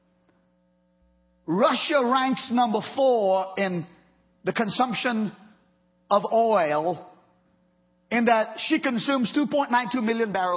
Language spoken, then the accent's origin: English; Trinidad & Tobago; moved away; growing up in Trinidad when Texaco was in Trinidad very strong